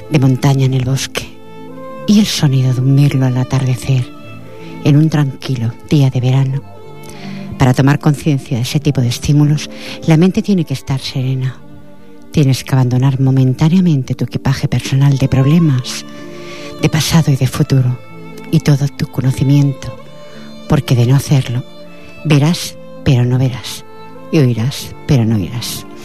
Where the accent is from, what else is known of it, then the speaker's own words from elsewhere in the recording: Badalona, Catalonia, Spain; born there; Nací en Badalona, Barcelona, el 7 de febrero de 1967.